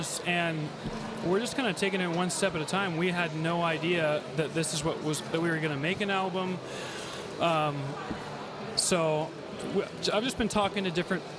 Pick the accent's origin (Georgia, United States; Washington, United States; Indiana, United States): Washington, United States; Puyallup; I'm from Puyallup, Washington